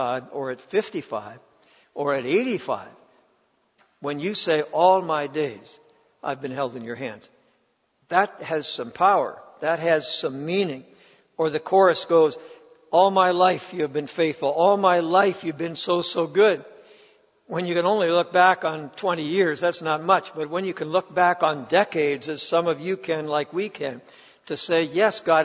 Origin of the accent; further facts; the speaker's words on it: Ontario, Canada; I grew up in Ontario